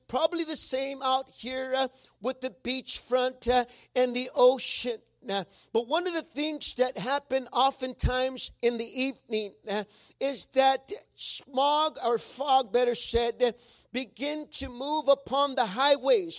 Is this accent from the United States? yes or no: no; Mexico; accent: Mexican; sometimes my Mexican accent does come out when I'm reading